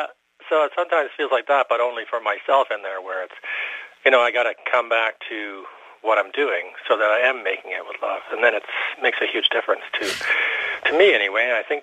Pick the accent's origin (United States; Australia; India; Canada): Canada; Nova Scotia; born there; Uh-huh, but I was born in Nova Scotia, so I... I'm a come back from away.